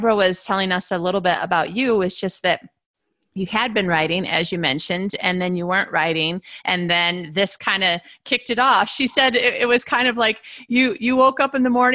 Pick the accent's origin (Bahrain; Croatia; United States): United States; moved away; also born or lived in Australia; I'm an American in an Australian university